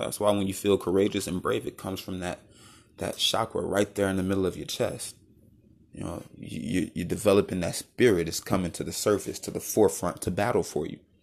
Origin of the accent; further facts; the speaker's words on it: United States; As a young black man, growing up in the United States